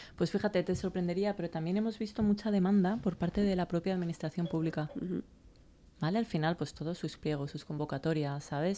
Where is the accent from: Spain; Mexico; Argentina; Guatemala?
Spain; Valencia, Valencian Community; moved away as an adult; also born or lived in United States; yo me fui de Valencia con 18, volví con 30